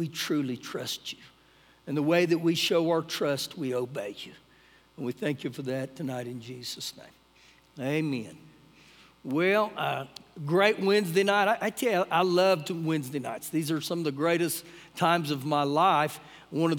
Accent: United States; as an American

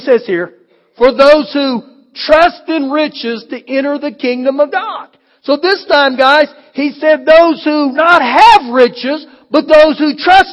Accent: United States

